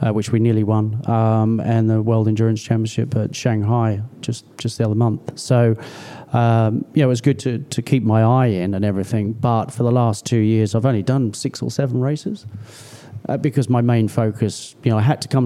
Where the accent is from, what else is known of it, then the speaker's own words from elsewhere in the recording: Australia; now in United Kingdom; I was born here. I was raised in Australia. I've spent more time here in the UK. I've travelled the world